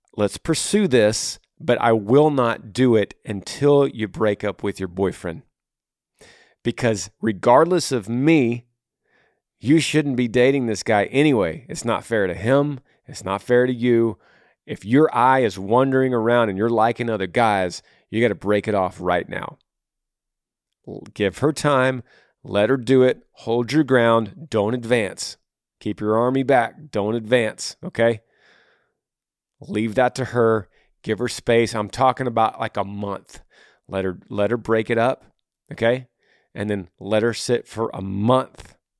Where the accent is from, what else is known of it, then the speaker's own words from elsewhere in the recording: Texas, United States; moved away as an adult; also born or lived in Tennessee; I'm from, I'm from Texas.